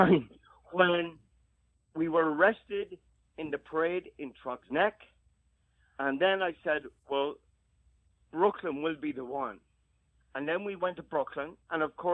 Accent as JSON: {"language": "English", "country": "Ireland", "moved": "yes", "lives_now": "New York City, United States", "said": "who we are as Irish people or as New Yorkers"}